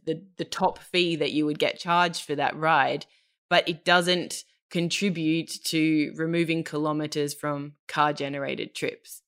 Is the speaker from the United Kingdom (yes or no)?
no; Australia; moved away as an adult; now in Germany; I'm Australian